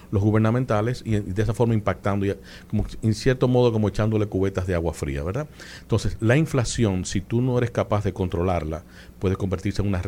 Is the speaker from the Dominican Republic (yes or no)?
yes; Dominican Republic; Para mí como dominicano en el exterior o dominicano de la diáspora, eh, para mí es un orgullo y, y un gran privilegio el que las puertas de la Biblioteca Nacional se me hayan abierto.